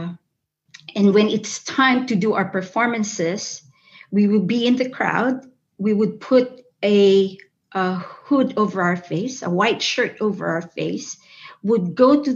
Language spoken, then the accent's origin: English; Philippines; moved away as an adult; also born or lived in Chicago, United States; now in United States; I came from the Philippines